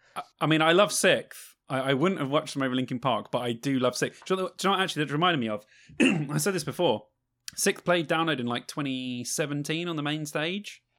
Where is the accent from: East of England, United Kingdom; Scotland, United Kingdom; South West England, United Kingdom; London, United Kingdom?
London, United Kingdom; moved away; I am from London